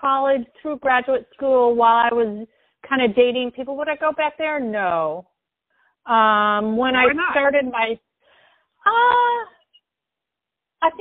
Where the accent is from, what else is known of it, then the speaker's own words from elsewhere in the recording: Minneapolis, Minnesota, United States; moved away as an adult; also born or lived in Seattle, Washington; now in Portland, United States; I grew up in Minneapolis, Minnesota